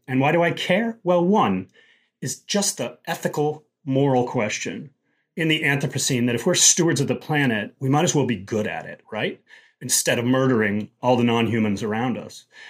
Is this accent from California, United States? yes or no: no; Denver, Colorado, United States; moved away; growing up in Colorado, particularly back in the seventies